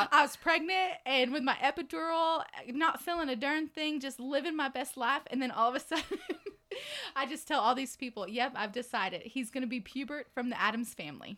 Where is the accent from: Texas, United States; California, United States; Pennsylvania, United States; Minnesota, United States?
Texas, United States; Dallas; now in Lubbock, United States; I'm from DFW originally